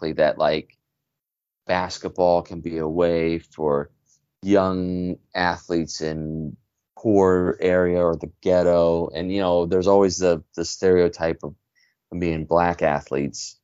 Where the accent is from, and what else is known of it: Cleveland, Ohio, United States; born or raised there